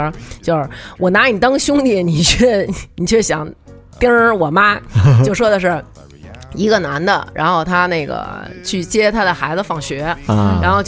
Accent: China; 可能唯有我们中国人自强。就是我们中国越变越牛逼，

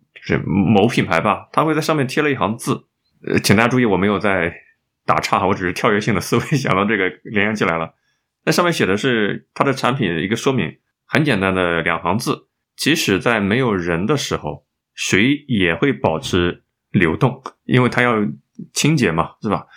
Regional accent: China; 我们中国人

